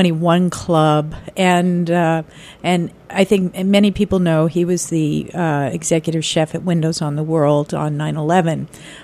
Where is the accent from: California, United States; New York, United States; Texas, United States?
New York, United States; New York City; we're both from Brooklyn